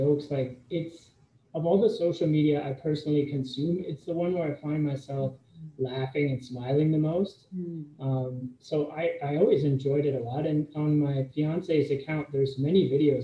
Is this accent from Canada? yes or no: yes; Canada; moved away as an adult; also born or lived in United States; I'm Canadian, but I went to school in the States